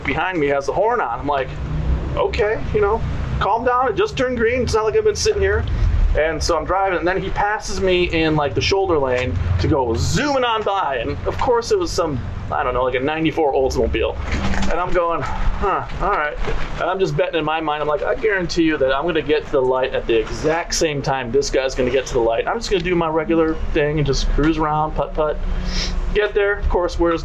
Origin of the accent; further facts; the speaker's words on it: Detroit, Michigan, United States; now in California, United States; I grew up in the Detroit area